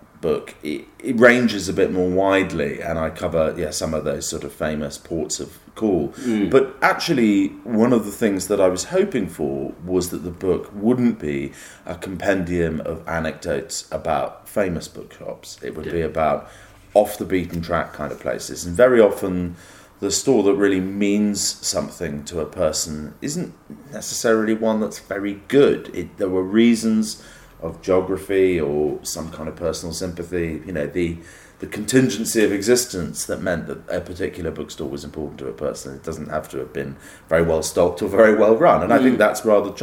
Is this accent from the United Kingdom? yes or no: yes; United Kingdom; as a British person